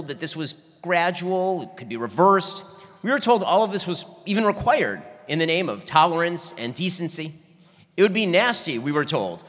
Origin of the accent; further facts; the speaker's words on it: Los Angeles, California, United States; moved away as an adult; now in Florida, United States; When I was growing up, I grew up in Los Angeles. I spent pretty much my entire life in Los Angeles